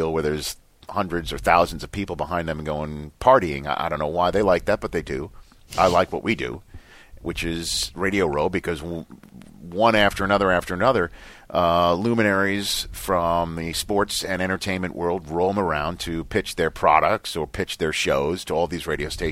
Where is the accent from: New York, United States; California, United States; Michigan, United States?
New York, United States; New York City; I'm from New York City. Yeah. I'm not from Brooklyn, but I'm Staten Island.